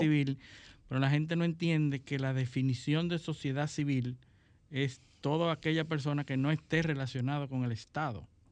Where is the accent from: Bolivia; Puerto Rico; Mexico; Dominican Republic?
Dominican Republic